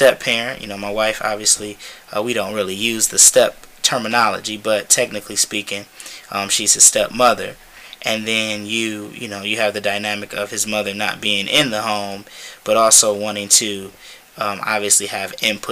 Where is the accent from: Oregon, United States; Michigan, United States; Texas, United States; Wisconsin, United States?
Michigan, United States; Detroit; born and raised in Detroit